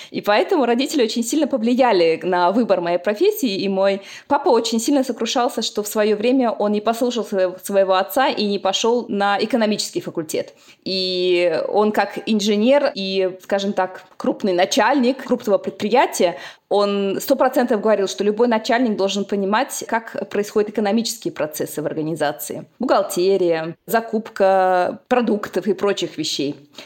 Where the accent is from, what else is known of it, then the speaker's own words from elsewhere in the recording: Uzbekistan; moved away as an adult; now in Bonn, Germany; я родом из Узбекистана